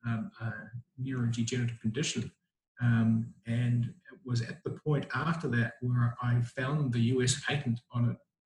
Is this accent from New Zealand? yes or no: yes; Whangamata, Waikato, New Zealand; moved away as an adult; also born or lived in Wellington, New Zealand / Auckland, New Zealand; now in Gold Coast, Australia; Grew up in a small town in New Zealand called Whangamata, and then moved to Auckland, did my training as a doctor. And then I've moved around the place in New Zealand to learn my trade, and then came across to Australia.